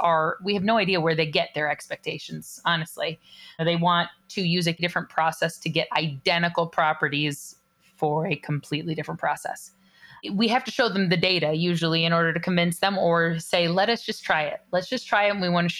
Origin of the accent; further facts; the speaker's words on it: California, United States; I grew up in California